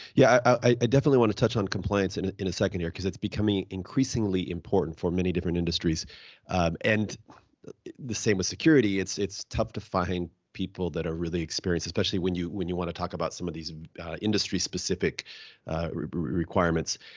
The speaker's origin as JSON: {"language": "English", "town": "Seattle", "region": "Washington", "country": "United States", "said": "I'm from the Se-, uh, Seattle area"}